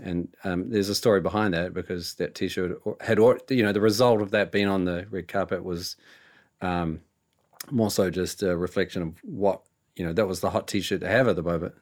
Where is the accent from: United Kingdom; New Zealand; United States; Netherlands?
New Zealand; we're from New Zealand